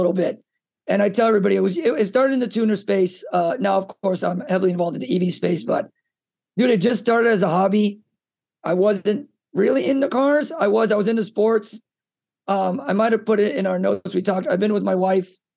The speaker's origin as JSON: {"language": "English", "town": "Miami", "region": "Florida", "country": "United States", "tie": "born or raised there", "also_born_or_lived": "South America", "said": "I grew up in Miami"}